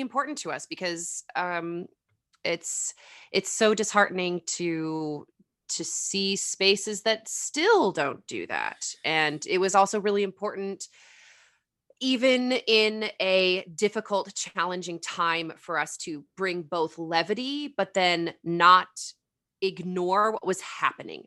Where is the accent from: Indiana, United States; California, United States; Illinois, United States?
California, United States; also born or lived in Arizona / Colorado / Tennessee / New York; born and raised in California